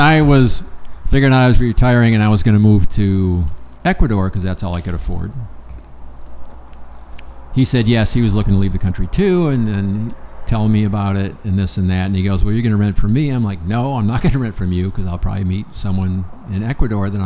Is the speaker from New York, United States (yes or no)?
no; Lansing, Michigan, United States; moved away; That's where I'm from in Michigan, Lansing.